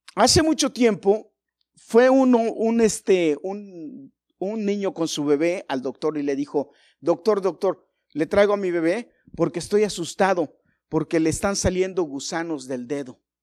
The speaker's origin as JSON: {"language": "Spanish", "region": "Mexico City", "country": "Mexico", "tie": "born or raised there", "said": "yo nací en un barrio peligrosito, malo. Y crecí ahí"}